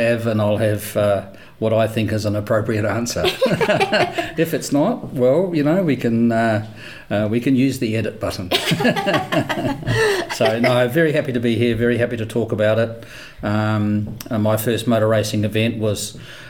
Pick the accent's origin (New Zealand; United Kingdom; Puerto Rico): New Zealand; moved away as an adult; also born or lived in Queensland, Australia; now in Brisbane, Australia; when I came to Australia, and I'm from New Zealand, when I came to Australia 11, 12 years ago